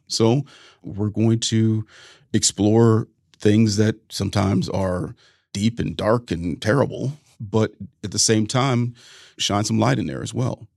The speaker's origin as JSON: {"language": "English", "region": "Ohio", "country": "United States", "said": "we were two Ohio boys"}